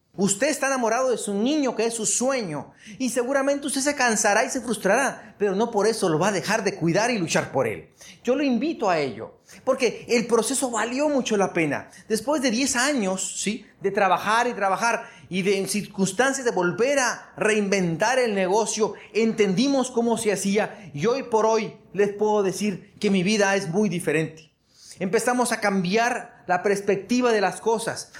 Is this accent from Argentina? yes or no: no; Hermosillo, Sonora, Mexico; mi pueblo de Hermosillo, 850 mil habitantes